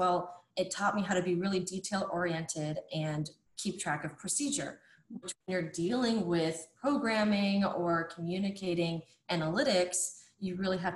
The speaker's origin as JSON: {"language": "English", "region": "Ohio", "country": "United States", "also_born_or_lived": "Florida", "moved": "yes", "lives_now": "Indiana, United States", "said": "I'm originally from Ohio and then I moved to Florida and now I'm in Indiana"}